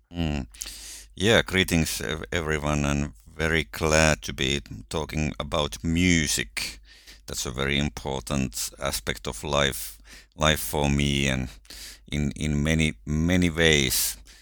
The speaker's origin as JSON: {"language": "English", "country": "Finland", "said": "I'm coming from Finland"}